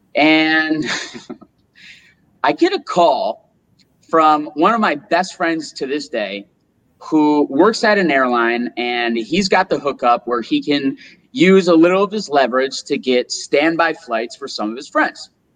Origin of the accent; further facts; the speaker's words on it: Rochester, New York, United States; moved away as an adult; also born or lived in Gold Coast, Australia / Thailand; now in Playa del Carmen, Mexico; I'm originally from Rochester, New York.